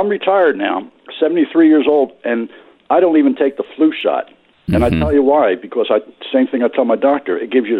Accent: Philadelphia, Pennsylvania, United States; now in West Virginia, United States; And it's not because I'm from West Virginia, where the stereotype is that we're all rednecks. I'm originally from the Philadelphia area.

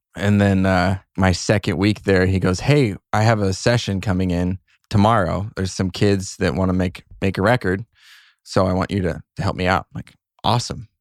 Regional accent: Cave Creek, Arizona, United States; I grew up in a little town called Cave Creek, Arizona

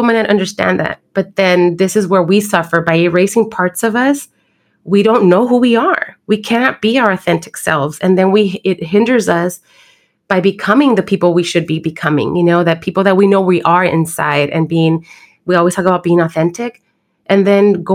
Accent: Los Angeles, California, United States; I grew up in Watts

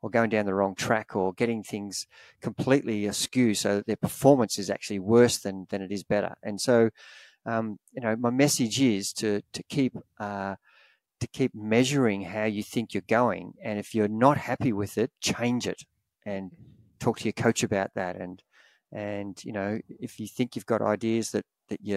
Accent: Australia; Growing up in Australia, we watch the Spring Classics

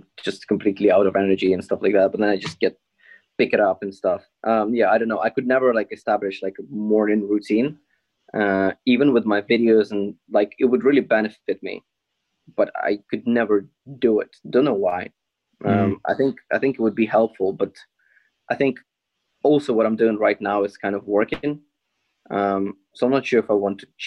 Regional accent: Ukraine; now in United Kingdom; when I moved from Ukraine

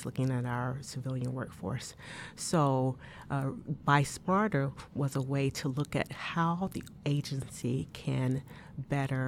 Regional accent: Tuskegee, Alabama, United States; moved away; I grew up in Alabama

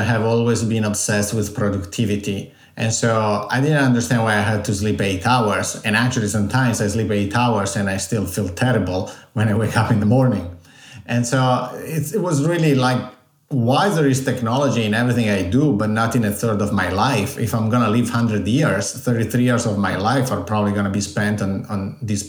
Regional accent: Italy; accent: Italian; English is a second language; moved away; I'm Italian, as you can guess from my accent. I was born and raised there.

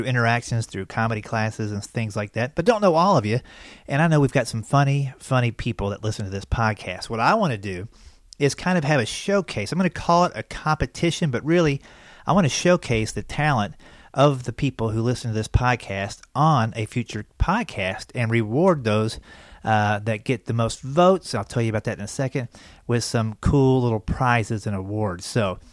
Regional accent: Versailles, Kentucky, United States; also born or lived in West Virginia; I grew up in Versailles, Kentucky

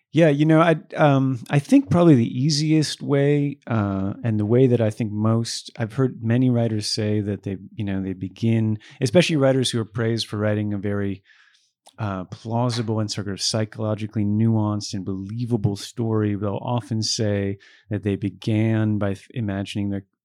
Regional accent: Buffalo, New York, United States; I was born in Buffalo and grew up in Buffalo.

